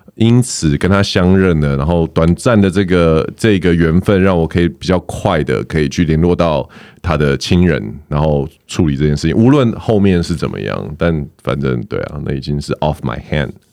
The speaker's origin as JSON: {"language": "Chinese", "region": "Taoyuan", "country": "Taiwan", "said": "因为我是桃园人，我家其实没有很远"}